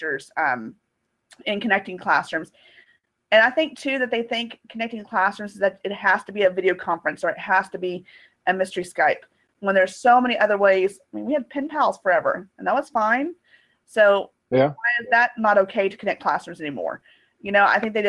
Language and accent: English; Amarillo, Texas, United States; now in Irving, United States; I am in Dallas, Texas, Irving, Texas, but I'm originally from Amarillo, Texas